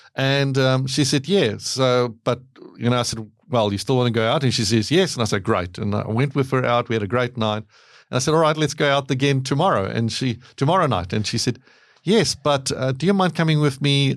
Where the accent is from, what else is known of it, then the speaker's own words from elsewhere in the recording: South Africa; moved away; I grew up in South Africa.